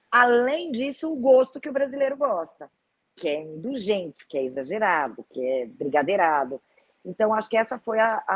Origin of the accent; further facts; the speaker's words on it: Brazil; Sou do Brasil, eu faço doce.